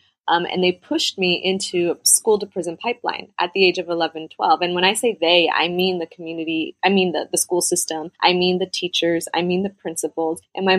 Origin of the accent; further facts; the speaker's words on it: Los Angeles, California, United States; moved away as an adult; also born or lived in Bogota, Colombia / New York; So I came to the States when I was 3 years old. I grew up in California, in LA. And then I went back to Bogota when I was 14 and did high school out there. And then came back to LA and moved to New York for grad school.